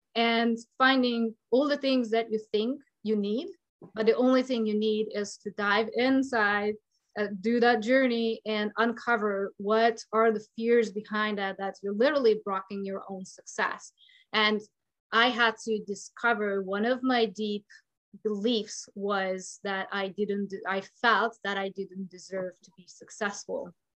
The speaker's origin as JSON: {"language": "English", "country": "Hungary", "moved": "yes", "lives_now": "United States", "said": "I'm from Hungary"}